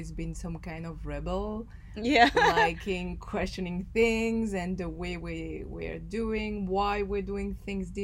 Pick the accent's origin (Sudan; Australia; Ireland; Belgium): Belgium; I grew up in Belgium